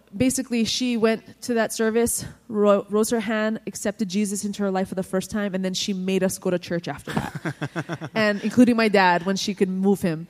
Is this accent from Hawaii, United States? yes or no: yes; Hawaii, United States; I'm from Hawaii.